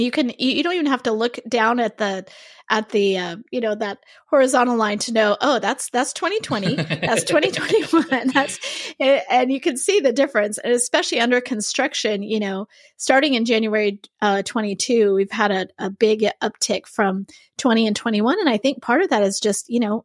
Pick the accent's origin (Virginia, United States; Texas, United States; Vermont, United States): Vermont, United States; moved away; So originally, I'm from Vermont